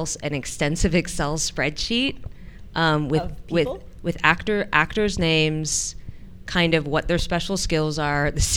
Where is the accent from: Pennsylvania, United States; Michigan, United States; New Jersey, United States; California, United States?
California, United States; San Francisco; now in New York, United States; in San Francisco, my hometown